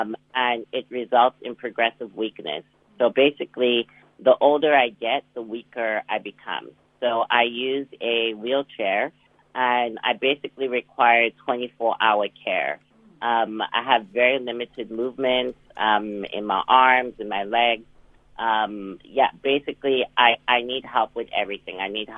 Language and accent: English; Johannesburg, Gauteng, South Africa; now in Oxford, United Kingdom; I am from Johannesburg.